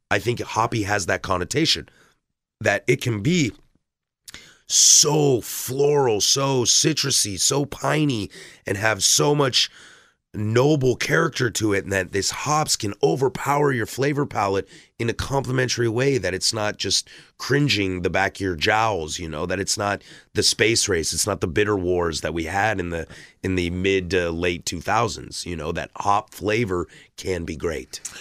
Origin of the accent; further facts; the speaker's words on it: Vancouver, Washington, United States; moved away as an adult; now in Portland, United States; I'm born and raised in this, in this area, uh, living in Portland for as long as I ha-, or growing up in Vancouver, and now I've been in Portland for five, six years now